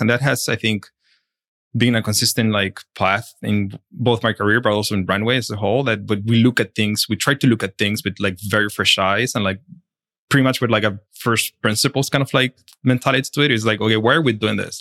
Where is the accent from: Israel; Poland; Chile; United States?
Chile; moved away; I'm originally from Chile and, um, I study in Chile